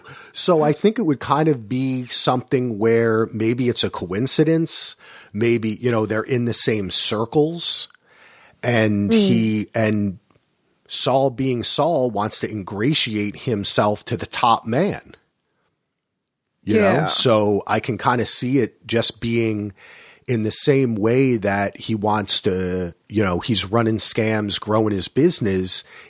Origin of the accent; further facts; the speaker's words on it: New Jersey, United States; I'm from New Jersey.